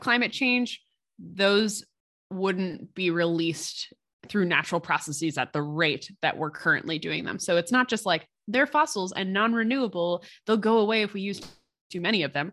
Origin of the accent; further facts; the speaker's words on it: Pottstown, Pennsylvania, United States; now in Phoenixville, United States; in my hometown of Pottstown, Pennsylvania